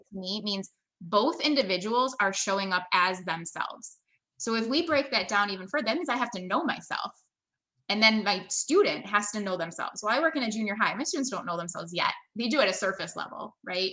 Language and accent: English; Brampton, Ontario, Canada; now in United States; I was born in Brampton outside of Toronto